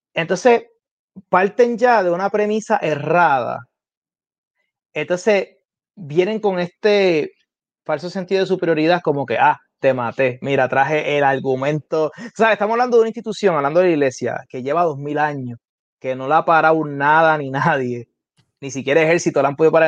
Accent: Carolina, Puerto Rico; Yo estudié en la escuela elemental en Carolina, que es mi ciudad natal

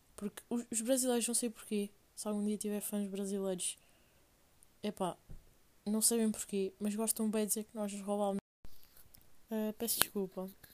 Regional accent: Portugal; venho de Portugal

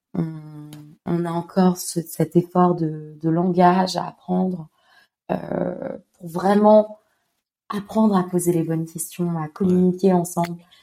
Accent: Montpellier, Occitania, France; je suis française, j'ai grandi à Montpellier

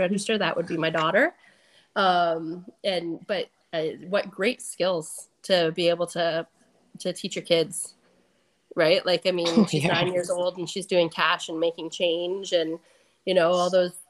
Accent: Cottam, Ontario, Canada; We're from Cottam.

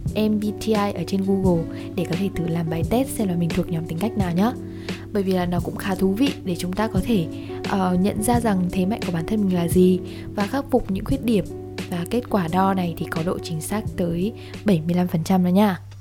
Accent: Ha Nam, Vietnam; mình đến từ hà nam một tỉnh giáp danh với hà nội cho những bạn nào không biết thì quê mình nổi tiếng với cá kho làng Vũ Đại

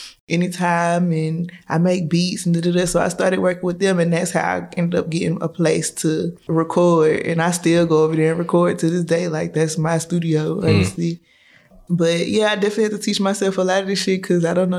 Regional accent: Chattanooga, Tennessee, United States; I'm from Chattanooga, Tennessee

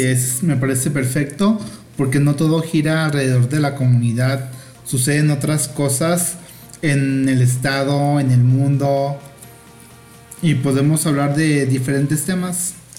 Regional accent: Mexico; soy mexicana

